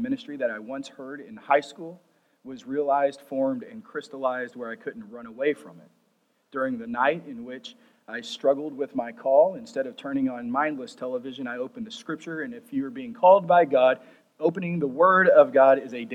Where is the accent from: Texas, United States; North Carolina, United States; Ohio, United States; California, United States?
Texas, United States; Plainview; I grew up in First Christian Church, Plainview, Texas